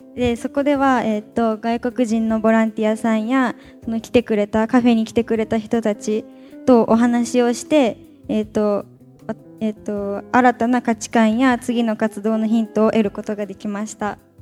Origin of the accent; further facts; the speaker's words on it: Tamano, Okayama, Japan; 私玉野なんで出身が玉野